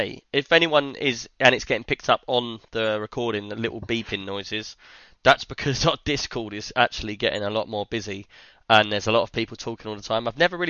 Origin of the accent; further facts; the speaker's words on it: Scotland, United Kingdom; we're from Scotland